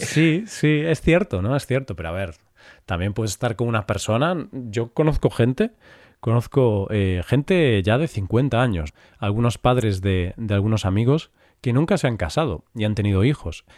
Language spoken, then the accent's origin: Spanish; Galicia, Spain; yo que soy de Galicia